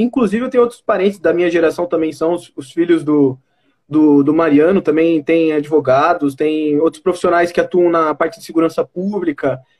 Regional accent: Itapetininga, São Paulo, Brazil; Eu sou de Tapetininga, mas meu, minha, meu vínculo em Guarei é, é muito forte

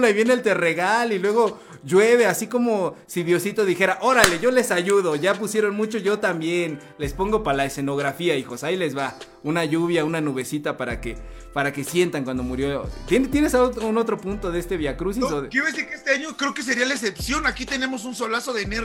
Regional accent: Chimalhuacán, State of Mexico, Mexico; las que pasaban en mi pueblo, en mi Chimalhuacán querido, en cada colonia, en cada parroquia

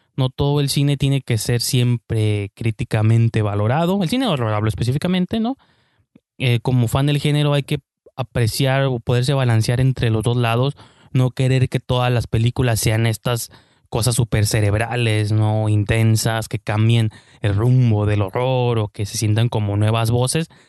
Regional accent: Mexico

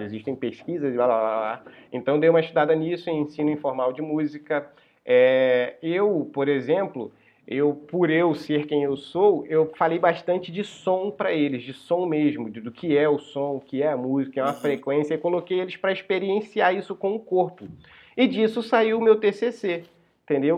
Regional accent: São Bento, Rio de Janeiro, Brazil; moved away as an adult; Eu saí de São Bento Sim. e fui morar no, no centro do Rio

